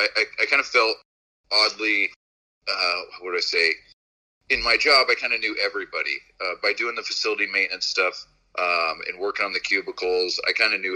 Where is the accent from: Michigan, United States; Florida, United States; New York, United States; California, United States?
California, United States; Didn't I grew up in California?